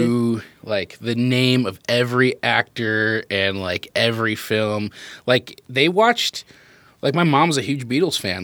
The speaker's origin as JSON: {"language": "English", "country": "United States", "tie": "born or raised there", "said": "we definitely have the most American upbringing"}